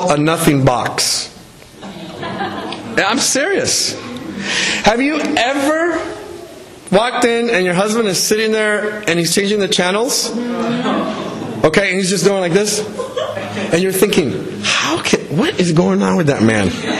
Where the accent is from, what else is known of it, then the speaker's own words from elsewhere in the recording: El Salvador; now in United States; I was born in El Salvador. I immigrated in the U.S.